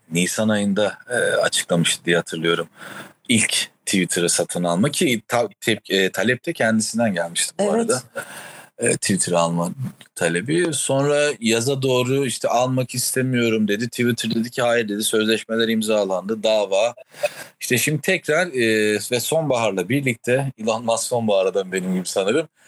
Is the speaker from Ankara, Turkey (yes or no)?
yes; Ankara, Turkey; Bir Ankaralı olarak terlemek de yok bu arada o anlamda söylüyorum yani.